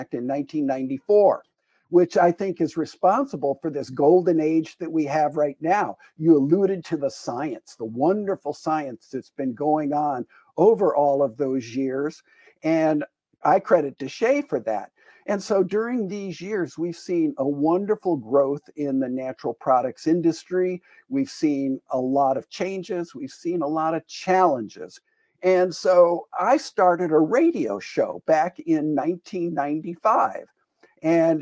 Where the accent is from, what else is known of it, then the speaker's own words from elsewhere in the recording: Green Bay, Wisconsin, United States; we moved back to my hometown in Green Bay, Wisconsin